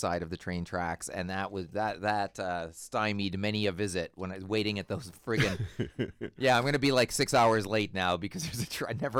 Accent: Winnipeg, Manitoba, Canada; Alex Trebek, I'm from Winnipeg.

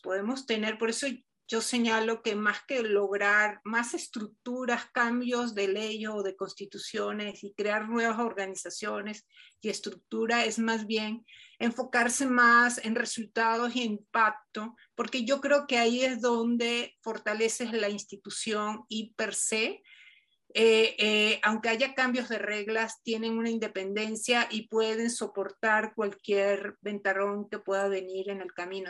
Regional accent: Venezuela; yo soy venezolana

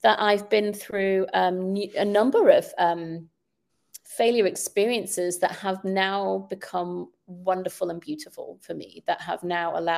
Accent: United Kingdom; moved away; I grew up in the United Kingdom where we take really major exams at the age of 16

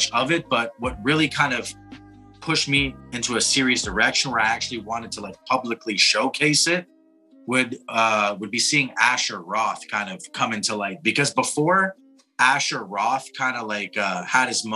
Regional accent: Toronto, Ontario, Canada; moved away as an adult; now in Montreal, Canada; born and raised in Toronto, reside in Montreal

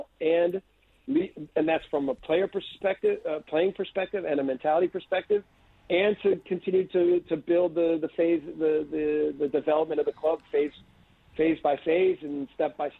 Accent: United States; moved away as an adult; I'm from the U.S.

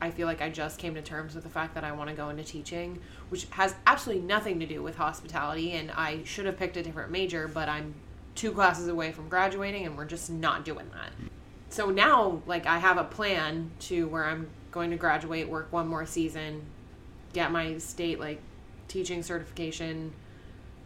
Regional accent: Massachusetts, United States; now in Florida, United States; I'm from Massachusetts.

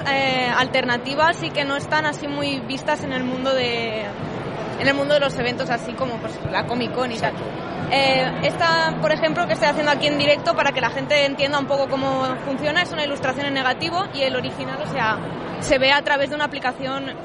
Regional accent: Valencia, Valencian Community, Spain; soy de Valencia y soy ilustradora

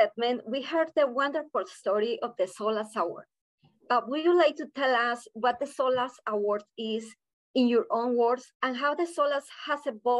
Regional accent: Colombia; now in Philadelphia, United States; from Colombia. Proudly, I Belong Philly member

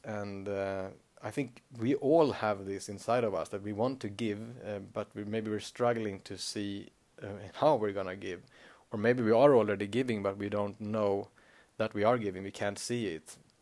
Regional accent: Sweden; accent: Swedish; first language Swedish; English is a second language; Swedish is my native language

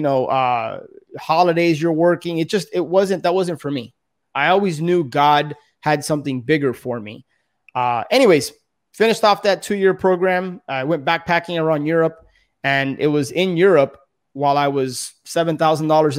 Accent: Miami, Florida, United States; born and raised in Miami

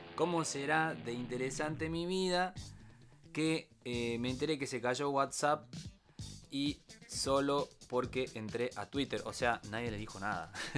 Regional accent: Tucumán, Argentina; Somos tucumanos

